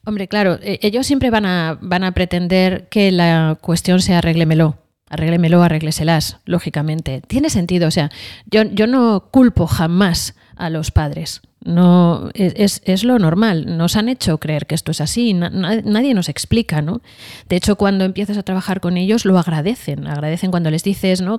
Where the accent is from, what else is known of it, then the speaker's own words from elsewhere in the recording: Madrid, Community of Madrid, Spain; vengo de una familia de Madrid